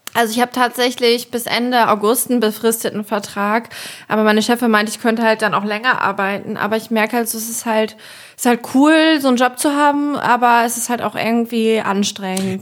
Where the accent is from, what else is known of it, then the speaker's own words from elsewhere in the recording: Germany; ich bin äh, in der Nähe von Bremen aufgewachsen, ehrlich gesagt auf dem Dorf mit 2000 Einwohnern